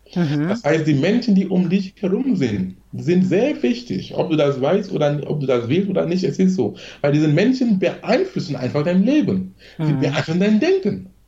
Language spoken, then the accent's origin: German; Cameroon; German is a second language; moved away as an adult; now in Germany; ich bin gebürtiger Kameruner